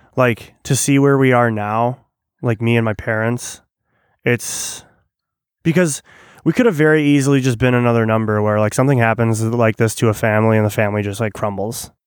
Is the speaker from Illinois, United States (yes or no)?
yes; Illinois, United States; when you grow up in, like, suburbia